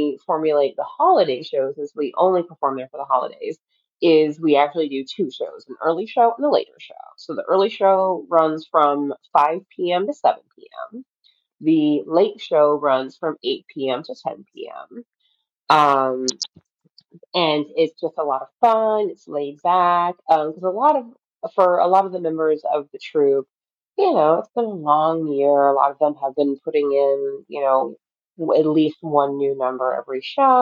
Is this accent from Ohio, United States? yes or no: yes; Appalachia, southeastern Ohio, United States; I've lived in Appalachia literally my entire life, and I'm turning 40 next year